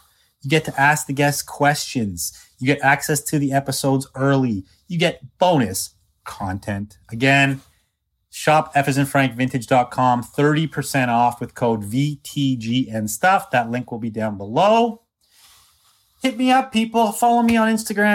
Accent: East Coast, United States; moved away; I'm from the East Coast

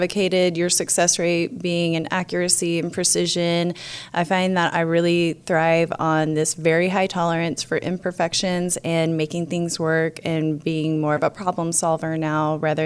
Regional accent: Oklahoma, United States; also born or lived in Enid, Oklahoma / California; I am from Oklahoma. I grew up in UConn. I moved to Enid. I've been in every small town possible.

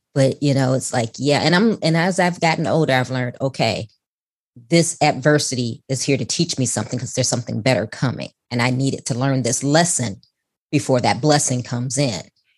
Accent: Chicago, Illinois, United States; That's right. And we're from Chicago.

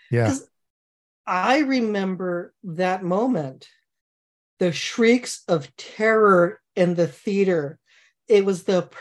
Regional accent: Redwood City, California, United States; And I, I grew up on the Griffin in Redwood City.

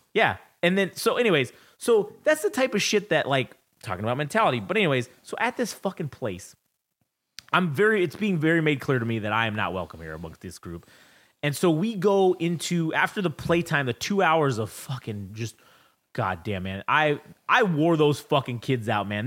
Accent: United States; I'm American

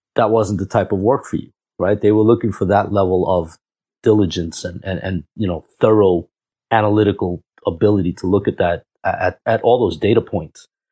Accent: New York City, New York, United States; also born or lived in Cuba; So, I'm from Cuba, uh, born there and raised in New York. Queens, New York.

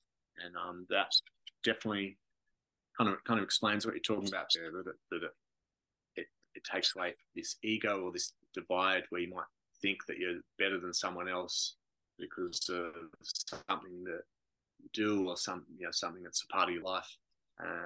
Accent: Margaret River, Western Australia, Australia; Growing up in Margaret River

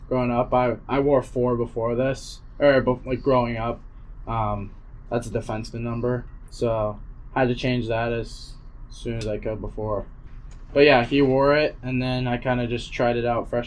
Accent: Massachusetts, United States; growing up in Mass

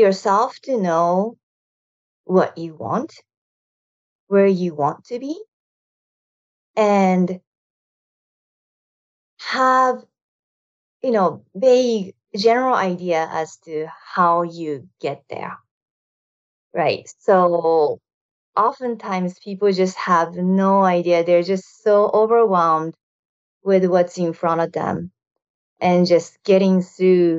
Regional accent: Japan; moved away as an adult; now in United States; I moved to United States from Japan after high school

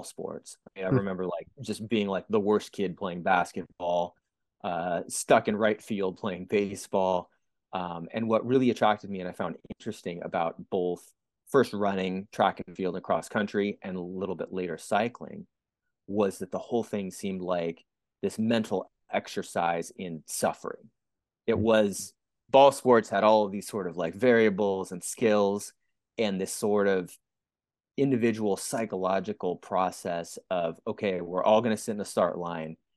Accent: San Francisco Bay Area, California, United States; I grew up in the San Francisco Bay Area in the late 80s, 1990s

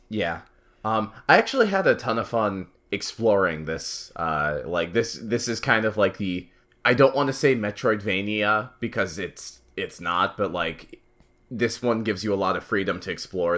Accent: United States; as an American, as an American millennial

